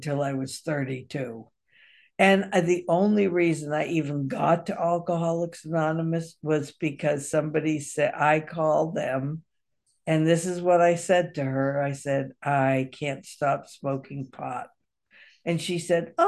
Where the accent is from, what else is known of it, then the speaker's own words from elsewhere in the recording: Massachusetts, United States; now in Kentucky, United States; I grew up on the East Coast in Massachusetts.